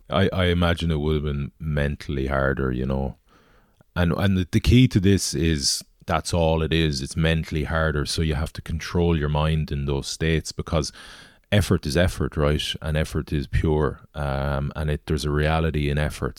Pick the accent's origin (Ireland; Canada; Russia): Ireland; Galway, Connacht; I'm from Galway, so rowing into my hometown